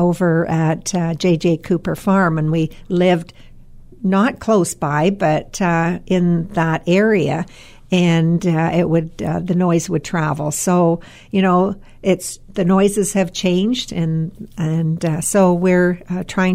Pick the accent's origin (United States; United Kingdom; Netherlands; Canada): Canada; Collingwood, Ontario; growing up in Collingwood